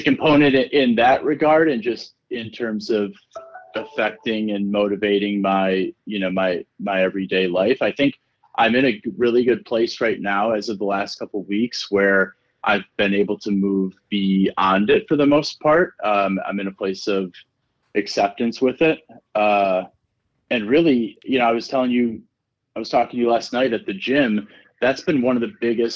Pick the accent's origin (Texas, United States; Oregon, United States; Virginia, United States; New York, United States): New York, United States; East Coast; moved away as an adult; now in Los Angeles, United States; growing up on the East Coast and in New York